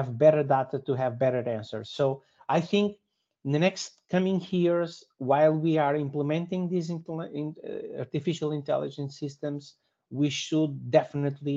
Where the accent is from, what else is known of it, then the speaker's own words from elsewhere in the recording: Portugal; I'm from Portugal